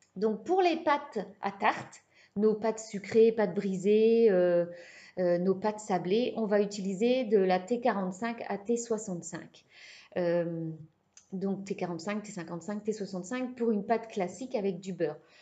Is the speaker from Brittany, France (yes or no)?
yes; Brittany, France; je suis bretonne